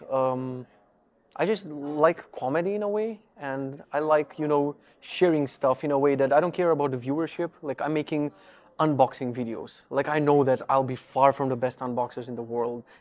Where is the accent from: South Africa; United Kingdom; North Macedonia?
North Macedonia; English is a second language; now in Poland; I'm originally from Macedonia. I live in Poland for a couple of years.